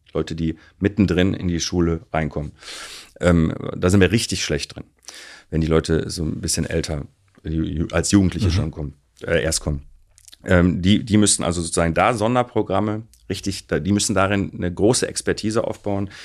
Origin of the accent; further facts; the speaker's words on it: Recklinghausen, North Rhine-Westphalia, Germany; ich bin in Recklinghausen aufgewachsen